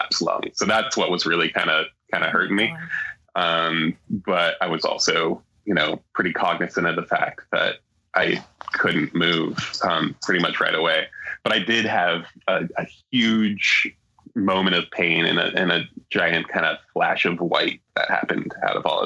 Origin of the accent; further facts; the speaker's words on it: Alaska, United States; now in Seattle, United States; growing up in Alaska